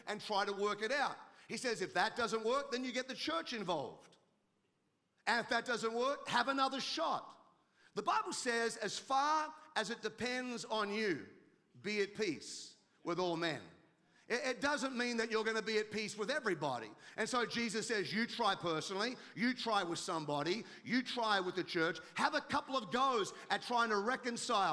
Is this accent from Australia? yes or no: yes; Australia; now in United States; I'm an Australian. I live in America.